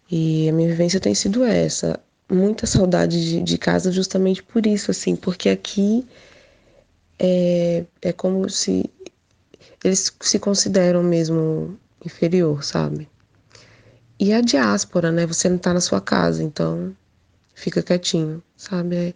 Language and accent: Portuguese; Portugal; eu sou portuguesa, meus pais são. Minha mãe é angolana, meu pai é de Guiné-Bissau, e eles vieram aqui para Portugal